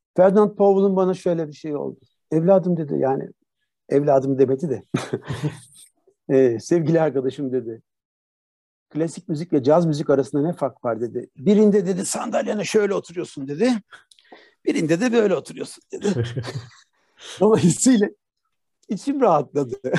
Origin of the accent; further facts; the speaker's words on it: Turkey; moved away as an adult; also born or lived in Netherlands / Boston, United States; kendi memleketimde bu işi yapmak